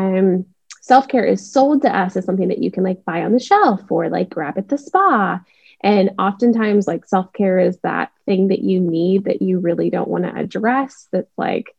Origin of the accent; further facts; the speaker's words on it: Seattle, Washington, United States; now in Dallas, United States; I live in Dallas, Texas. I grew up in Seattle